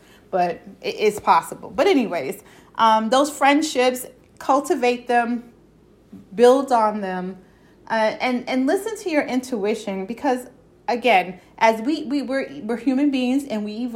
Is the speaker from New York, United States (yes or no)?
yes; New York City, New York, United States; accent: Brooklyn; New York; country; My country accent coming out, my Brooklyn accent coming out